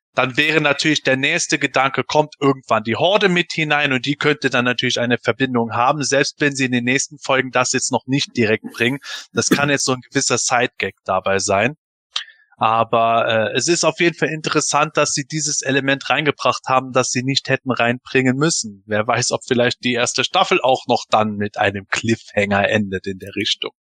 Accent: Germany; bin Eifeler, ich komme aus dem Rheinland, wir reden halt viel

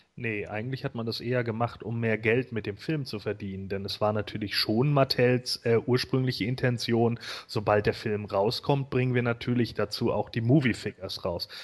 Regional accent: Germany; Bei uns in Deutschland

